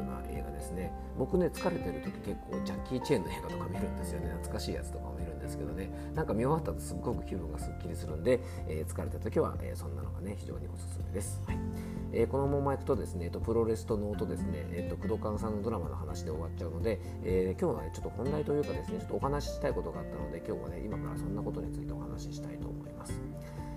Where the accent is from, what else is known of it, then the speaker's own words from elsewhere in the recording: Fuefuki, Yamanashi, Japan; 僕の地元